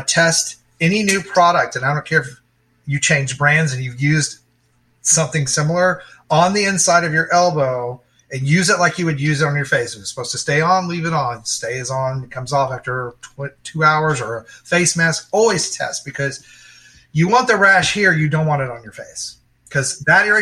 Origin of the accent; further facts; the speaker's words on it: Dallas, Texas, United States; I grew up in Texas. You know, I grew up in Dallas, so it's sunny and hot most of the year